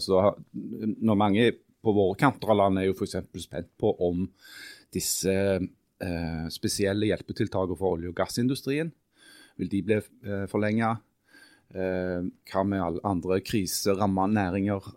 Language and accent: Norwegian; Stavanger, Rogaland, Norway; moved away